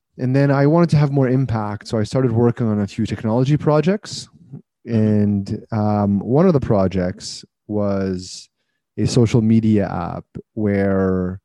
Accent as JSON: {"language": "English", "country": "Canada", "said": "I'm Canadian"}